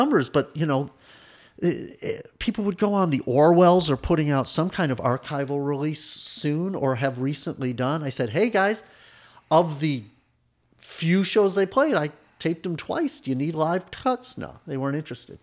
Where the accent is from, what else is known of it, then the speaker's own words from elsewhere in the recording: Evanston, Illinois, United States; I grew up in Evanston